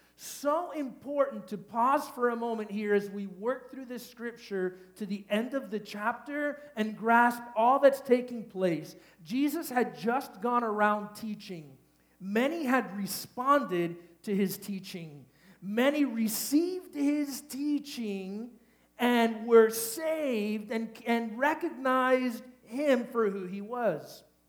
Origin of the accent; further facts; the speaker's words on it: Miami, Florida, United States; I'm from Miami